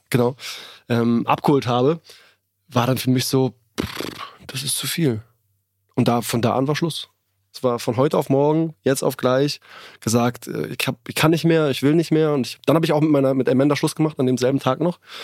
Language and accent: German; Berlin, Germany; ich bin in Berlin geboren